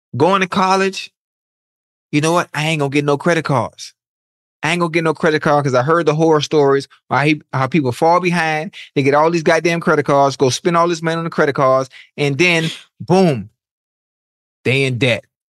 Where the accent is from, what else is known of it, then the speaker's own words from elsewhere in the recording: Miami, Florida, United States; I'm from Miami. You know, you know how Miami folks are. We flashy